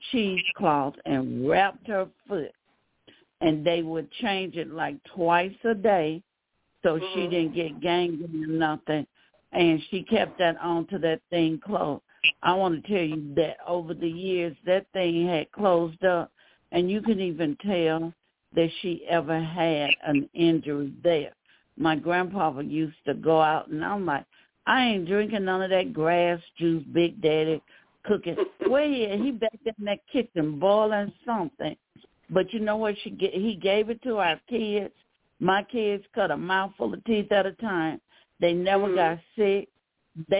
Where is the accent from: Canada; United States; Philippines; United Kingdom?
United States; the South; I grew up in the South